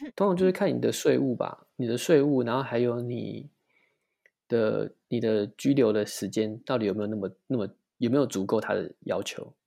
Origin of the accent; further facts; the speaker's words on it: Taiwan; moved away as an adult; also born or lived in United States; now in Sweden; 我们台湾人就是会习惯